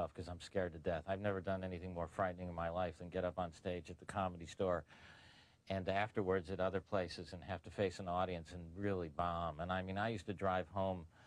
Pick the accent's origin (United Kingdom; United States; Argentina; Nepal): United States; Tucson, Arizona; moved away as an adult; now in Los Angeles, United States; I was from Tucson, Arizona. I moved